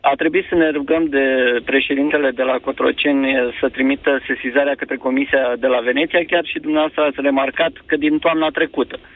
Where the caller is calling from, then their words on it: Slobozia, Ialomița County, Romania; …, sunt de la Slobozia.